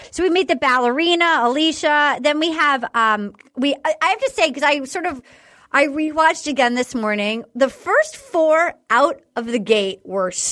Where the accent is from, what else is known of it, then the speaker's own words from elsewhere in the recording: North Carolina, United States; And I felt really smart to like be like, I'm from North Carolina, to like really smart.